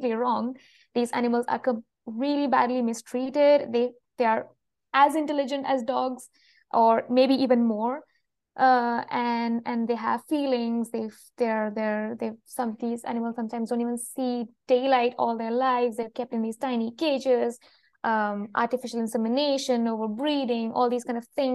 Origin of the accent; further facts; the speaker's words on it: Kerala, India; moved away as an adult; also born or lived in Vienna, Austria; now in France; I have lived in India pretty much all my life until now, until I was 22, when I went to Europe in Vienna for a master thesis, and then I came back to India and applied for a PhD